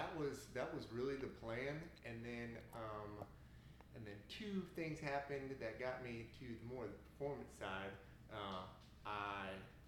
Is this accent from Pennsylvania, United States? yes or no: no; Colorado Springs, Colorado, United States; moved away; I'm from Colorado Springs, Colorado.